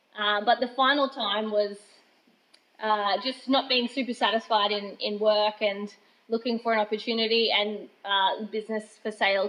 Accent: Grafton, New South Wales, Australia; now in Yamba, Australia; I was actually fortunate enough to grow up here. I was born in Grafton

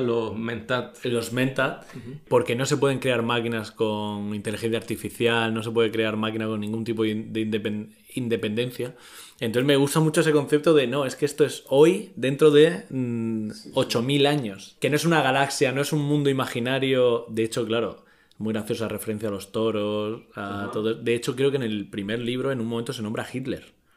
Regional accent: Murcia, Region of Murcia, Spain; soy de Murcia y en Murcia no se dice la S.

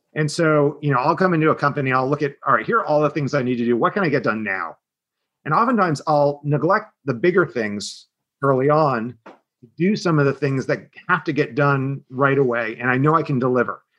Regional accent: Southern New Jersey, United States; I'm from a, a, part of Philadelphia. Some people refer to it as Southern New Jersey. Um, so really a Jersey kid. Um, exit four on um, on the turnpike

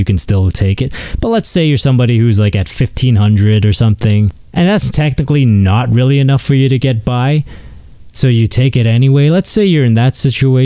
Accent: Canada

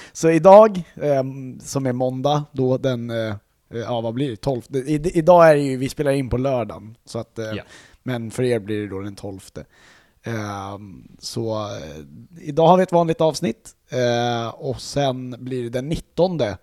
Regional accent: Sweden; vi är svenskar

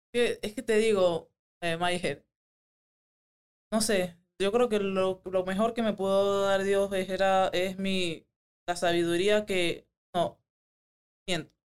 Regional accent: Panama; moved away as an adult; now in Las Vegas, United States; Soy la única panameña, 100% panameña

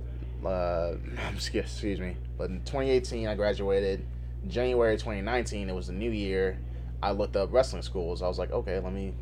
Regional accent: Belleville, Illinois, United States; I'm from Belleville

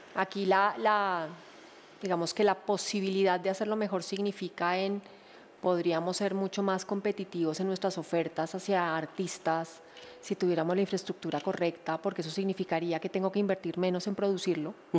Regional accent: Colombia; todos somos colombianos

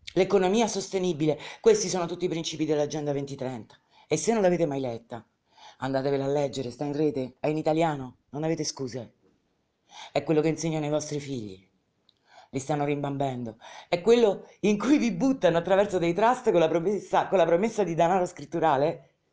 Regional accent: Rome, Lazio, Italy; nata a Roma quel giorno, in quella clinica, battezzata in quella clinica

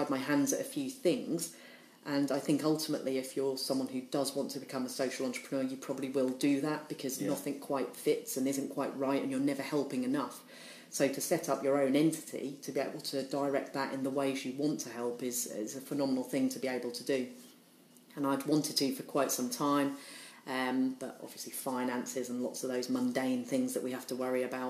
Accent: Norwich, East of England, United Kingdom; also born or lived in Liverpool; I was born in Liverpool though, so I'm from Liverpool originally, and my parents became publicans, so we came down to Norwich when I was about 4 years old

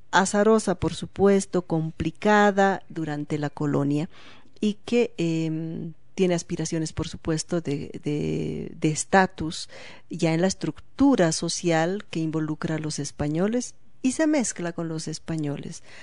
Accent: Bolivia; como ciudadanos bolivianos del siglo XXI

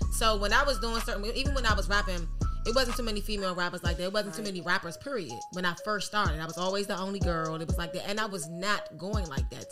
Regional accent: Washington, District of Columbia, United States; I'm from Georgia Avenue

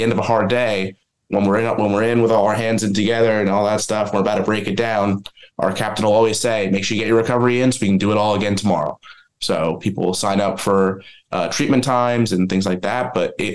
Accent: New Jersey, United States; I'm originally from New Jersey

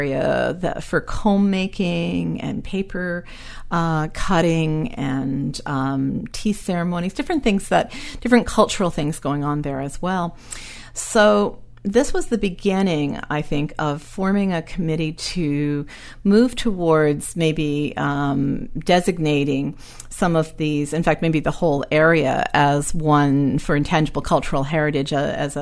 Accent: Nova Scotia, Canada; moved away; I'm from Nova Scotia originally

